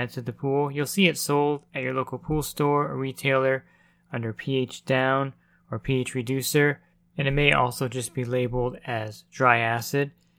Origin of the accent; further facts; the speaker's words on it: New Jersey, United States; I'm from New Jersey